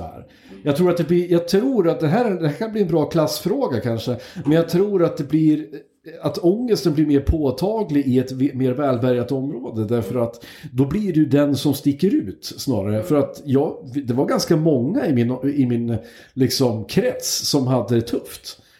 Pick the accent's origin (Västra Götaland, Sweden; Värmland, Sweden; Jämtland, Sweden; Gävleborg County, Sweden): Gävleborg County, Sweden; Hälsingland; moved away; also born or lived in Hudiksvall / Uppsala; vi kommer från Hälsingland.